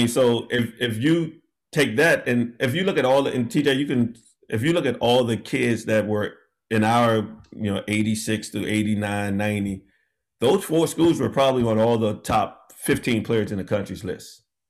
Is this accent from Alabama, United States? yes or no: no; Washington, District of Columbia, United States; I'm from D.C., born and raised